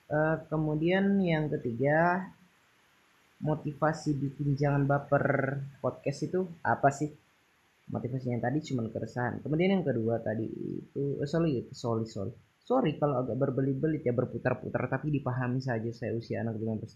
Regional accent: Tana Toraja, South Sulawesi, Indonesia; Sulawesi Selatan Indonesia bagian tengah ya kami orang Indonesia bagian tengah ya jadi terkenal kasar saya orang Tanah Toraja.

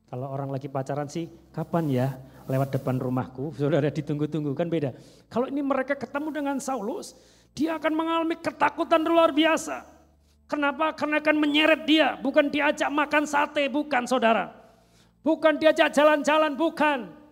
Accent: Java, Indonesia; Kadang orang bertanya, saya dari Jawa, saudara ya. Orang bertanya, baru enggak di sini? Saya bilang baru 25 tahun saudara ya.

